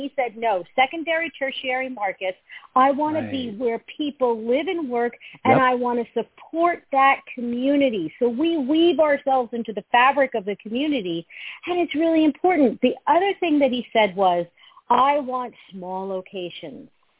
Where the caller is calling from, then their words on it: Fairfield, Connecticut, United States; This morning, I am calling from my home office in Fairfield, Connecticut.